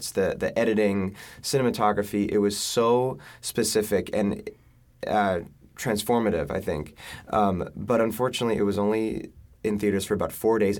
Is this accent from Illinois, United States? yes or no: no; Great Neck, New York, United States; also born or lived in Chicago; I'm from Great Neck, Long Island.